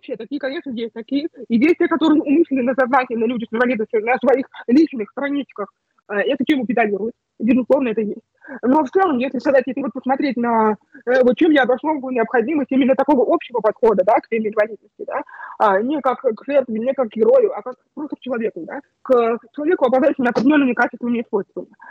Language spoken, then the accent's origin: Russian; Bogoroditsk, Tula Oblast, Russia; moved away as an adult; also born or lived in Moscow; уехала домой к себе в родной город, в Богородицк, в маленький город а, Тульской области